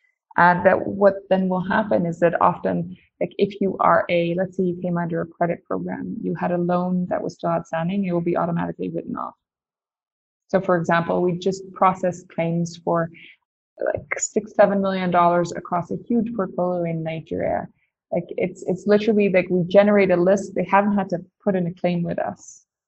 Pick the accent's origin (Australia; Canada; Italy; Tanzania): Tanzania; I grew up in Tanzania in East Africa. And I would say my grandparents were missionaries. I grew up my dad is that was a doctor. I grew up in a hospital in rural Tanzania.